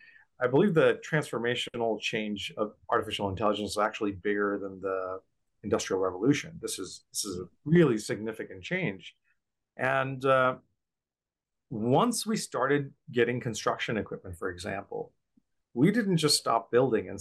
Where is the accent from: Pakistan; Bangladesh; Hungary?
Bangladesh; moved away; When I was growing up in Bangladesh